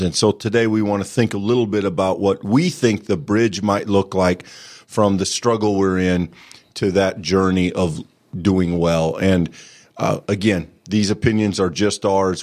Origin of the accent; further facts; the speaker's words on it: Bronson, Iowa, United States; the small Presbyterian church I grew up in, in Bronson, Iowa